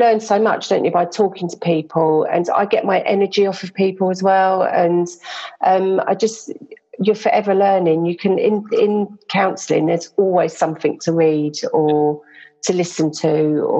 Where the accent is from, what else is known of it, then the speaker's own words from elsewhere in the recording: London, United Kingdom; I'm a Londoner, and I was born in South London, in Wandsworth